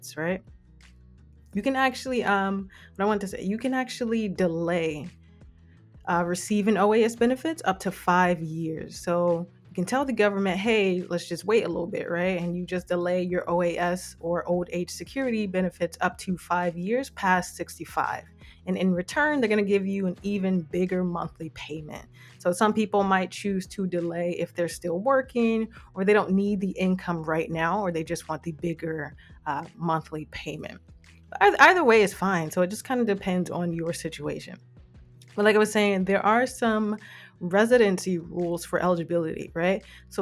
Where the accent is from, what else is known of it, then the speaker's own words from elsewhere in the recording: United States; now in Canada; I'm from the States